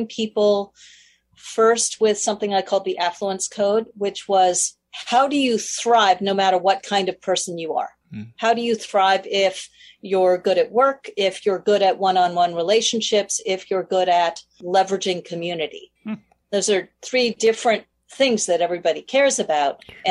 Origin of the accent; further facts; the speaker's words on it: New York City, New York, United States; I grew up in Manhattan